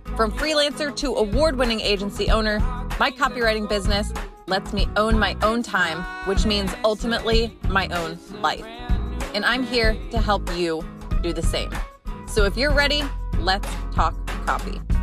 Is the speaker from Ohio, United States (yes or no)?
yes; Delaware, Ohio, United States; I used to see driving to school every day in my hometown in Delaware, Ohio.